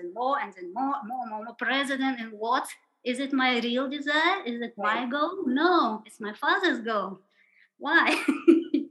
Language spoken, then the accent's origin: English; Kazakhstan; moved away; also born or lived in India; I was born in Kazakhstan at the end of the Soviet Union